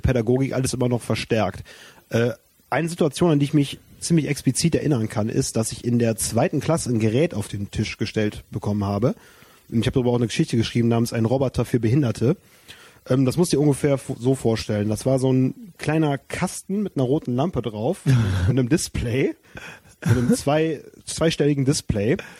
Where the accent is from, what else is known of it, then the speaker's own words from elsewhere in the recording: Wermelskirchen, North Rhine-Westphalia, Germany; ich komme aus Wermelskirchen